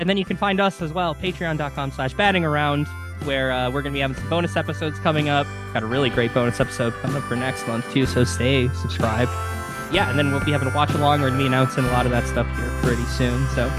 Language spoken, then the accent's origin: English; Wisconsin, United States; accent: Wisconsin; my terrible Wisconsin accent